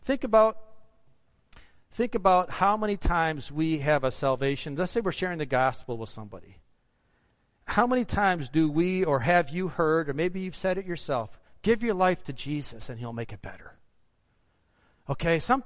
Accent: United States; as an American

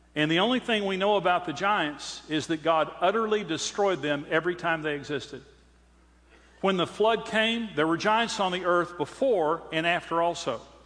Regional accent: Amarillo, Texas, United States; I'm from Amarillo

